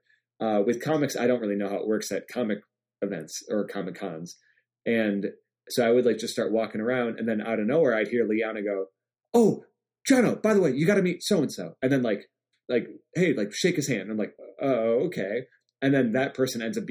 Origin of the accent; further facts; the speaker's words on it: Michigan, United States; I'm from Michigan